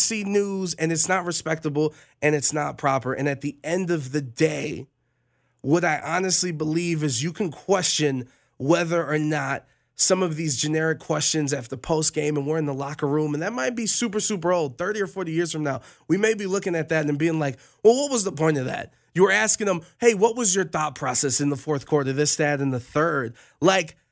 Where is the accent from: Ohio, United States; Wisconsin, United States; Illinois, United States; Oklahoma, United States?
Ohio, United States; Cleveland; I was born in Cleveland, Ohio